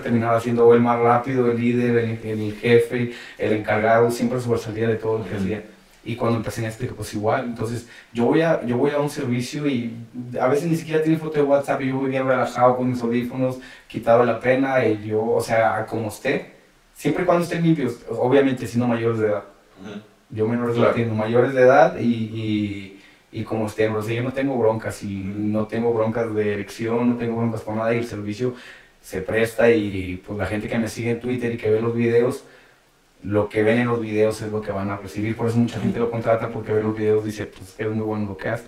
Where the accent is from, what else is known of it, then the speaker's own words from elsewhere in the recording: Monterrey, Nuevo León, Mexico; moved away as an adult; now in Mexico City, Mexico; me fui de, de Monterrey y me, me, iba por varios lugares a trabajar